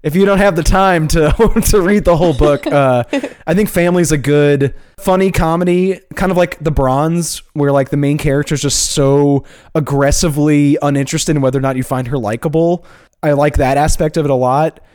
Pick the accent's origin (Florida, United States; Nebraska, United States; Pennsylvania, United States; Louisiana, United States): Louisiana, United States; Chalmette; I'm from Chalmette